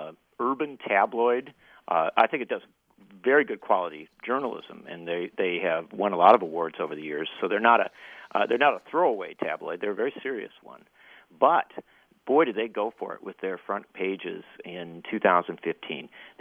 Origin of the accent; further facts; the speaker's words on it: Wisconsin, United States; they had a strike in Wisconsin, my home state